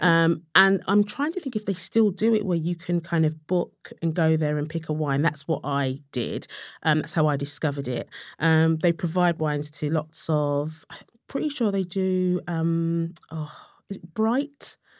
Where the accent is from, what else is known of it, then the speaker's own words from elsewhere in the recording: London, United Kingdom; I was from Tottenham